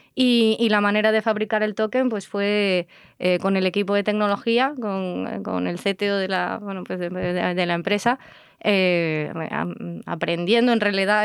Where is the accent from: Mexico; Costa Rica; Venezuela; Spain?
Spain; Tejina, Canary Islands; en Tenerife que yo soy de Tenerife, pues la casa donde me crié en Tenerife